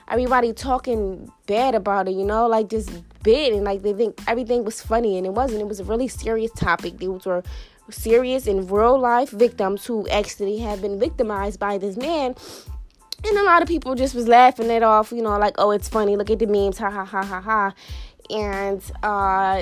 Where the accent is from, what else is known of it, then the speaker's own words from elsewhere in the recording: Philadelphia, Pennsylvania, United States; I'm from Philadelphia, you know. I grew up in Philadelphia